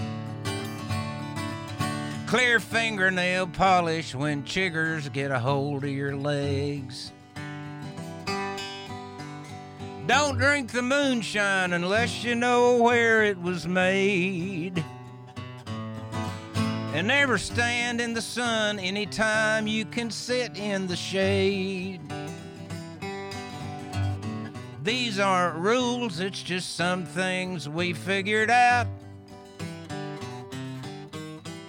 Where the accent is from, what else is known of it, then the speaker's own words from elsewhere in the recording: East Tennessee, United States; also born or lived in Nashville; growing up in East Tennessee, I was a charter member of the Tennessee Rodeo Association